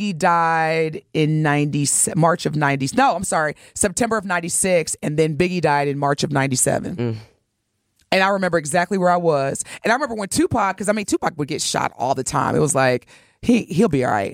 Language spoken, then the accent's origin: English; Evansville, Indiana, United States; My hometown, Evansville, Indiana